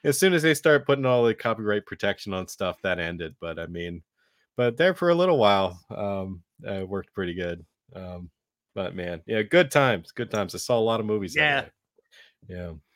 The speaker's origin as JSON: {"language": "English", "town": "Carlisle", "region": "Pennsylvania", "country": "United States", "tie": "born or raised there", "said": "I grew up in the Carlisle, Pennsylvania area"}